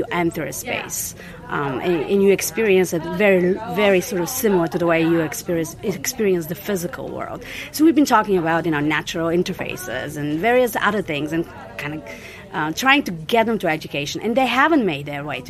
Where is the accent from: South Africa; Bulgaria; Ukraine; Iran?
Bulgaria; moved away; I was born in Bulgaria on the other side of the Berlin Wall. I was in my early teens when this event took place.